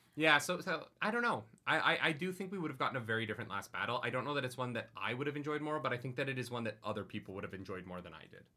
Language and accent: English; Calgary, Alberta, Canada; my hometown in Calgary